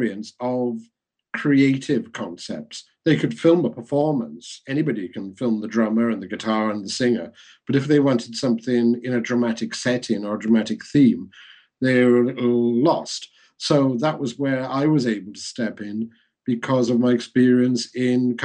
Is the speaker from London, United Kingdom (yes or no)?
no; Wales, United Kingdom; being Welsh